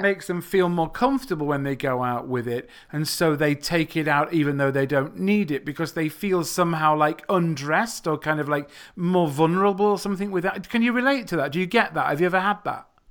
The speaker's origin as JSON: {"language": "English", "region": "England", "country": "United Kingdom", "said": "I'm not from the United States of America. I am from England."}